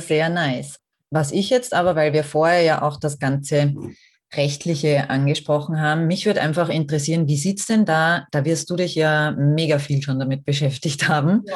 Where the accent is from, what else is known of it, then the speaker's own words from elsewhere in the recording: Austria; bei uns in Österreich